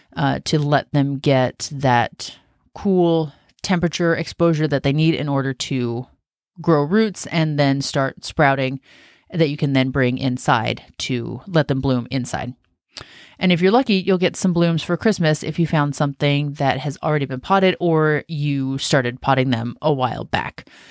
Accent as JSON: {"language": "English", "region": "Washington", "country": "United States", "tie": "born or raised there", "moved": "as an adult", "said": "I grew up in Washington State"}